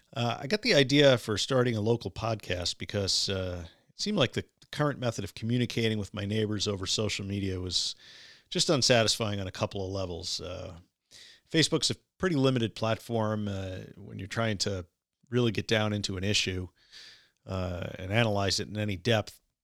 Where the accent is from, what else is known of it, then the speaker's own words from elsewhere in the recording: Syosset, New York, United States; now in Oyster Bay, United States; I grew up the street in Syosset, but I also attended St. Dominic's Elementary in the late 1970s.